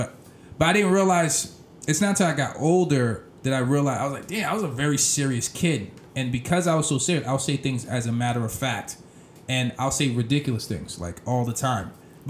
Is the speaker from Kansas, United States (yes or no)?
no; Boston, Massachusetts, United States; I grew up in, I lived all over the place, Mattapan, Dorchester, Hyde Park, you name it, yep.